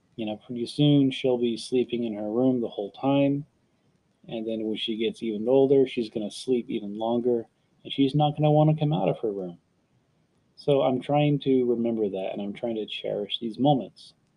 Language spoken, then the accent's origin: English; San Antonio, Texas, United States; I was born in San Antonio, uh, Texas